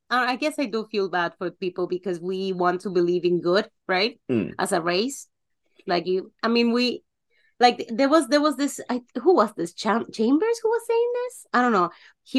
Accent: Mexico; being raised, born and raised in Mexico, it's also a thing.

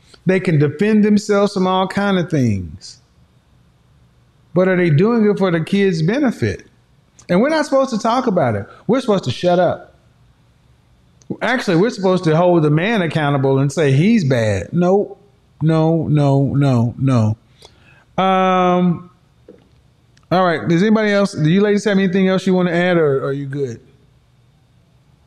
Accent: Oklahoma, United States; I'm from Oklahoma.

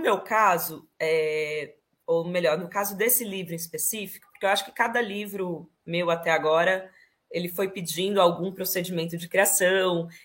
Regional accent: Ribeirão Preto, São Paulo, Brazil; moved away as an adult; now in Spain; Nasci em Ribeirão Preto, interior de São Paulo. Uh, vivi lá a minha infância, uma boa parte da minha juventude, toda a minha adolescência

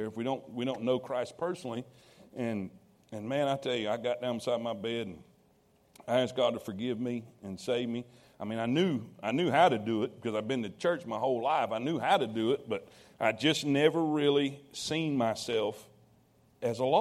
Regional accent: Fort Pierce, Florida, United States; moved away; I grew up in South Florida, Fort Pierce, Florida.

